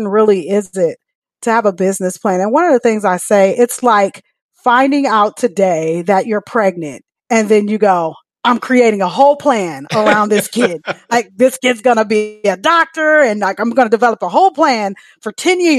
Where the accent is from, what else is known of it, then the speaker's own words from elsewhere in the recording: Michigan, United States; now in Dallas, United States; I'm from Michigan, but I am officially a Texan